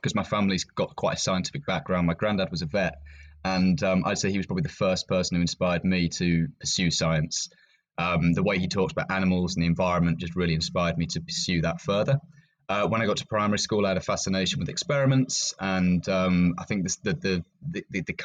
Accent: Yorkshire and the Humber, United Kingdom; moved away as an adult; now in Cumbria, United Kingdom; I grew up in Yorkshire, so I'm a little bit used to the north

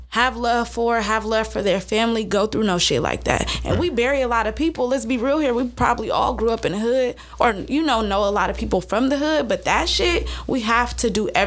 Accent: San Francisco, California, United States; I'm from Frisco so and true. I can't move

